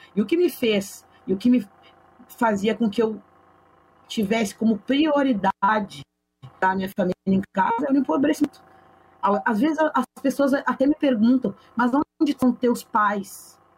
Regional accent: Porto Alegre, Rio Grande do Sul, Brazil; Eu nasci e me criei na Vila Cruzeiro

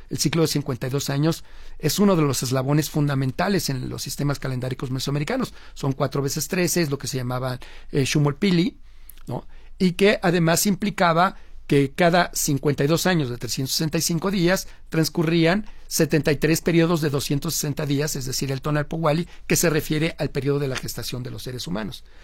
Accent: Mexico; la forma como hablamos en México

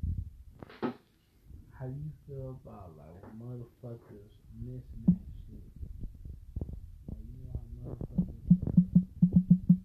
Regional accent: West Coast, United States; I'm from the West Coast

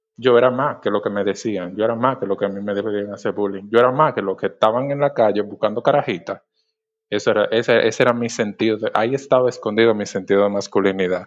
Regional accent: Monte Plata, Dominican Republic; moved away as an adult; now in Santo Domingo, Dominican Republic; Yo originalmente soy del interior, soy de Monteplata, ¿verdad? Eh, me mudé del interior a la capital para iniciar la, universidad.

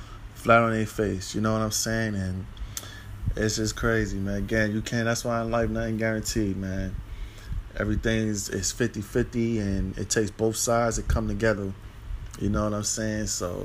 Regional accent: New York City, New York, United States; because I'm from New York City.

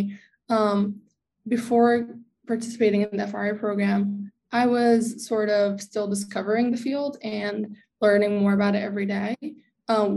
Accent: West Orange, New Jersey, United States; I am from West Orange, not far from here

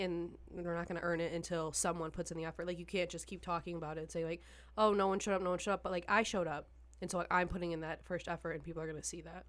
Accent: Detroit, Michigan, United States; I'm from Michigan

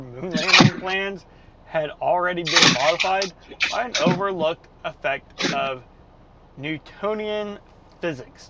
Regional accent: Tulsa, Oklahoma, United States; American Airlines has a huge maintenance base in Tulsa, where I'm from

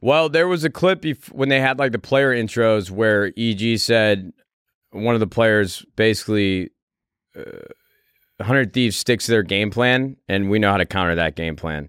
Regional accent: Chicago, Illinois, United States; That's my hometown.

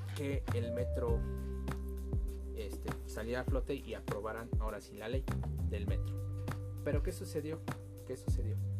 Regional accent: Mexico; nosotros mismos como mexicanos

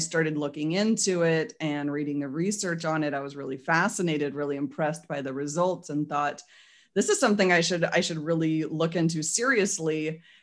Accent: Portland, Oregon, United States; now in Salem, Oregon, United States; I grew up in Portland and after 30 something years living there

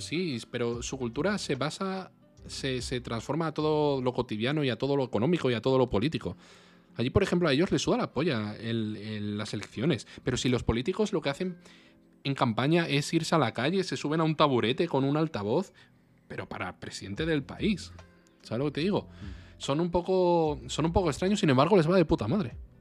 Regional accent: Spain; como español

